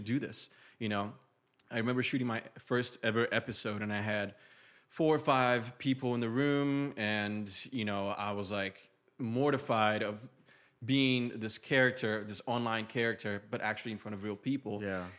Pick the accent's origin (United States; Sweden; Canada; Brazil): Brazil; first language Portuguese; English is a second language; moved away; I'm an immigrant from Brazil, moved here with no English